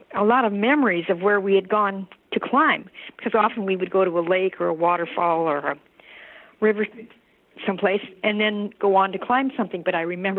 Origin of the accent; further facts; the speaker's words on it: Seattle, Washington, United States; I was born in Seattle, and I've lived here all my life.